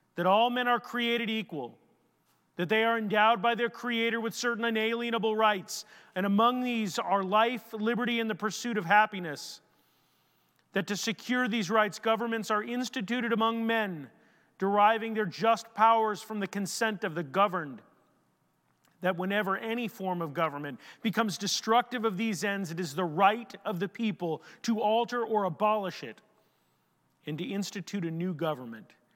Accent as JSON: {"language": "English", "country": "United States"}